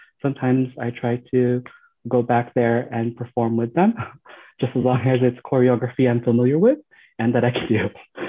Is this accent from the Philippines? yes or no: yes; Philippines; now in United States; being a Filipino in America is an experience that I believe is similar to other people of color